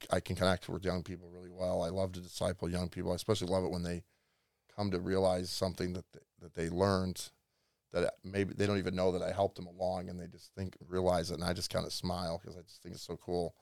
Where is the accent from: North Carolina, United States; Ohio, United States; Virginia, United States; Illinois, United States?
Illinois, United States; moved away; I'm from a small town in, ne, about thirty-five miles west of Chicago